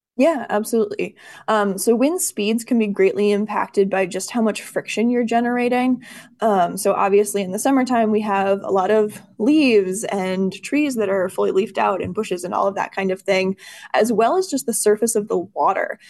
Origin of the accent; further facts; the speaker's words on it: Bayfield, Wisconsin, United States; moved away as an adult; also born or lived in Madison, Wisconsin; now in Duluth, United States; I'm actually originally from Bayfield on the South Shore